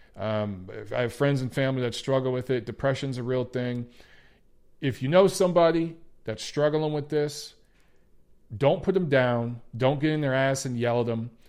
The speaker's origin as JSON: {"language": "English", "town": "Detroit", "region": "Michigan", "country": "United States", "tie": "born or raised there", "said": "my Detroit Lions, my hometown team"}